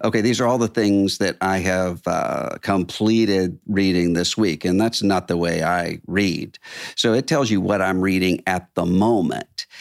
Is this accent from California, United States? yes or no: no; Biloxi, Mississippi, United States; moved away; my hometown, Biloxi, Mississippi